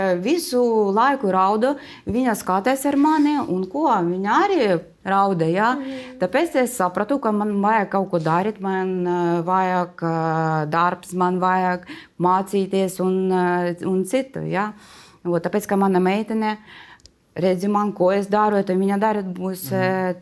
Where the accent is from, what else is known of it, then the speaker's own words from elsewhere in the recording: Kharkiv, Kharkiv Oblast, Ukraine; Latvian is a second language; moved away as an adult; now in Latvia; es esmu no Harkivas. Tā ir uh, liela pilsēta, bija divi miljoni cilvēku.